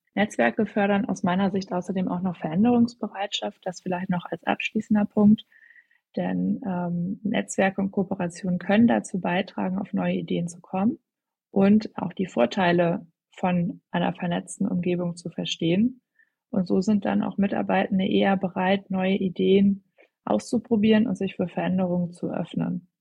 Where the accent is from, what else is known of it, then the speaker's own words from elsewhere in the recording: Hamburg, Germany; moved away as an adult; now in Berlin, Germany; ich komme ursprünglich aus Hamburg und bin jetzt seit ja, rund zweieinhalb Jahren schon in Berlin